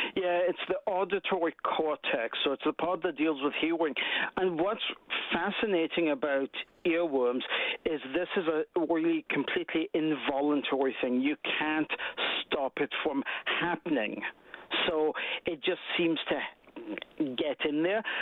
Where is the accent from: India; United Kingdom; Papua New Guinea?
United Kingdom; Scotland; now in Canada; I'm from Scotland